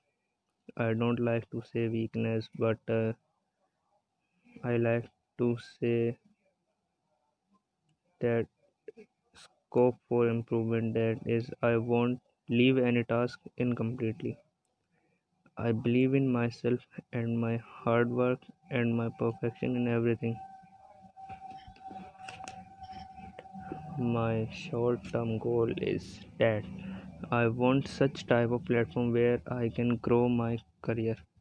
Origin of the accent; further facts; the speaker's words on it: Ghaziabad, Uttar Pradesh, India; born and raised in Ghaziabad